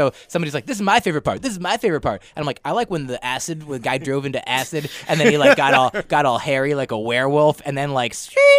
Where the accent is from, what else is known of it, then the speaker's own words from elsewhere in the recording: Northeast, United States; now in New York, United States; We both sort of grew up in and around the Northeast.